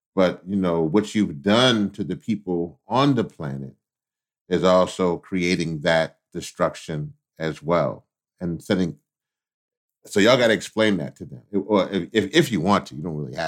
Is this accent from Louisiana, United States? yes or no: yes; Louisiana, United States; I was born in Louisiana, so down south